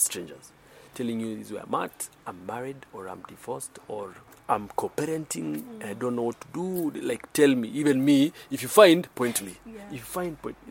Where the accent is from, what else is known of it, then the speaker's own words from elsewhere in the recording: Nairobi, Kenya; I'm from Nairobi, Kenya